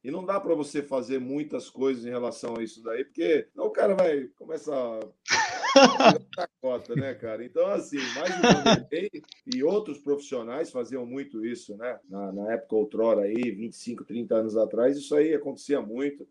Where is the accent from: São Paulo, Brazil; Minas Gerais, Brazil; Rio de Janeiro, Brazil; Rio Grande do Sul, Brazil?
São Paulo, Brazil; Santos; eu sou de Santos